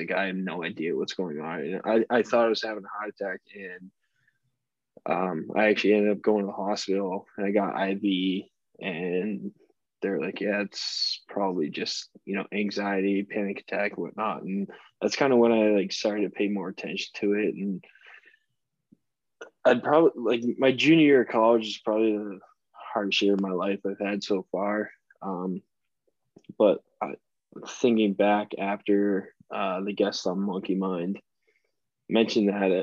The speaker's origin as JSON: {"language": "English", "town": "Boston", "region": "Massachusetts", "country": "United States", "moved": "yes", "lives_now": "Birmingham, United States", "said": "I'm from Boston"}